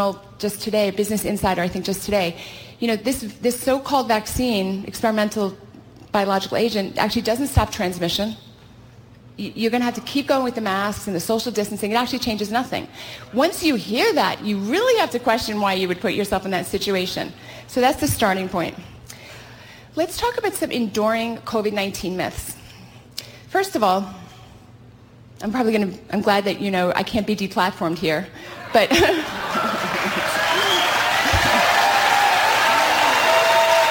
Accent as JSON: {"language": "English", "region": "California", "country": "United States", "said": "I hail from California"}